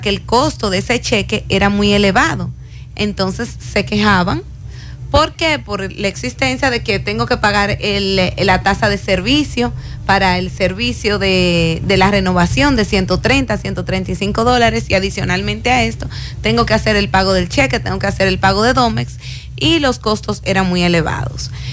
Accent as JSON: {"language": "Spanish", "region": "Cibao", "country": "Dominican Republic", "said": "los que somos del Cibao"}